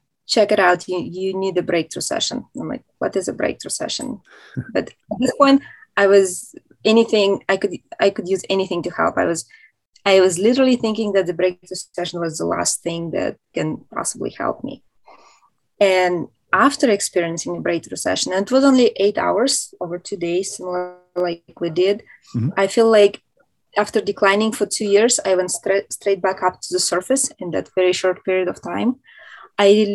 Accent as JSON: {"language": "English", "region": "Moscow", "country": "Russia", "moved": "yes", "lives_now": "United States", "said": "I'm originally from Moscow, Russia, which is a huge city."}